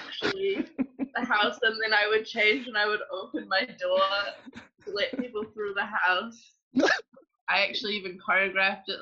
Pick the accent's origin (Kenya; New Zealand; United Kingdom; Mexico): New Zealand; Auckland; I'm from Auckland, New Zealand. And I started dancing mainly through high school